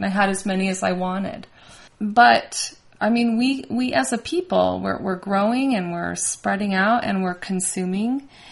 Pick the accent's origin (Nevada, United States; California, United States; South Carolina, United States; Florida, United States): Nevada, United States; Las Vegas; moved away; also born or lived in Bozeman; I grew up in Vegas